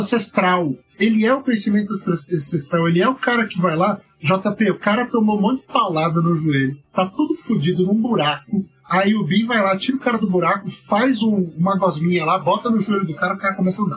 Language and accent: Portuguese; Brazil; como brasileiro